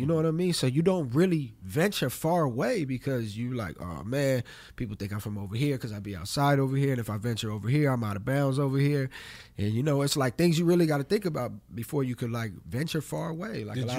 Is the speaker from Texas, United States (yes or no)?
no; Los Angeles, California, United States; Yeah, I'm from Los Angeles.